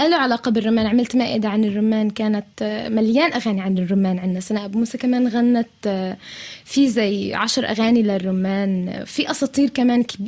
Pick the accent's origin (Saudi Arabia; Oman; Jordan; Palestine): Palestine; إحنا كمان بنقدر كفلسطينيين